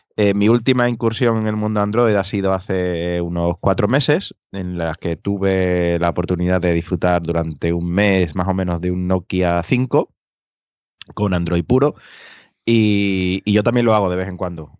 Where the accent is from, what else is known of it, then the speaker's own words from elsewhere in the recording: Extremadura, Spain; now in Seville, Spain; desde Sevilla, aunque soy de Extremadura